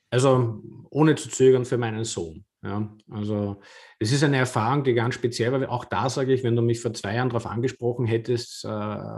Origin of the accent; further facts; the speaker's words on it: Vienna, Austria; now in Lower Austria, Austria; jetzt bin ich ja Wahlniederösterreicher, aber ich bin gebürtiger Wiener und habe 42 Jahre in der Stadt gelebt.